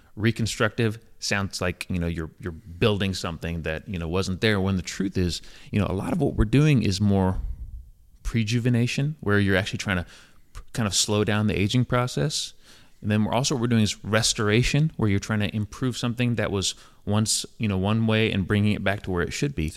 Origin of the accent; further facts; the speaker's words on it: Johnson City, Tennessee, United States; moved away as an adult; also born or lived in North Carolina; my hometown, Johnson City, Tennessee